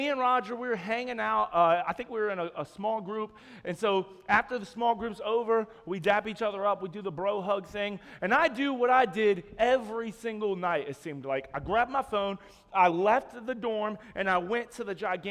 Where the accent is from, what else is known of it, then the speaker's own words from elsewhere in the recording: Roanoke, Virginia, United States; moved away as an adult; now in Jacksonville, United States; my wife and I, we're from Roanoke, Virginia, and we just moved to Jacksonville this Monday